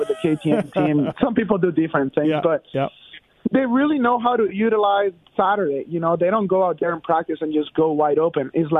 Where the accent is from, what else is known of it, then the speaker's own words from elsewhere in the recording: Venezuela; moved away; I grew up in Venezuela